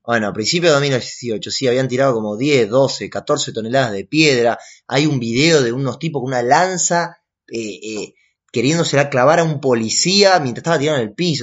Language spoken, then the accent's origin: Spanish; Argentina; Yo no soy argentino, ¿qué soy?